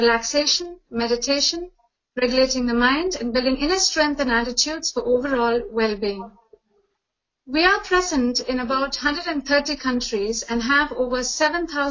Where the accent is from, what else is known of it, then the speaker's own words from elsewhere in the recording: Chennai, Tamil Nadu, India; now in Canada; tuning in from Chennai, India, which is also my hometown.